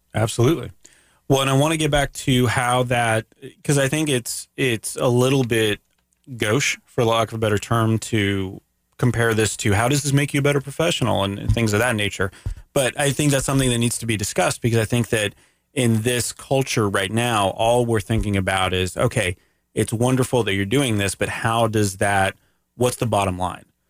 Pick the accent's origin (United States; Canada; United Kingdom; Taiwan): Canada; I'm from Canada